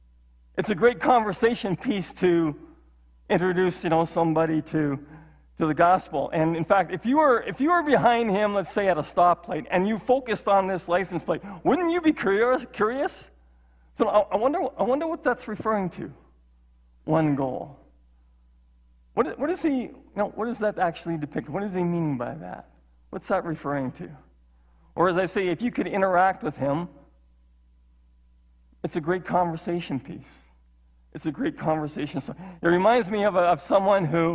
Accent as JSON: {"language": "English", "region": "Saskatchewan", "country": "Canada", "tie": "born or raised there", "moved": "yes", "said": "as a kid growing up in Saskatchewan"}